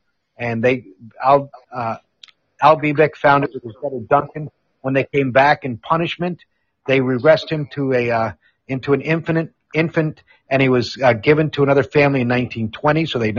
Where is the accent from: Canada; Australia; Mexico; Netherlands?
Netherlands; Amsterdam, North Holland; I'm on in the Netherlands, where I grew up in Amsterdam. When I went through high school from 69 to 73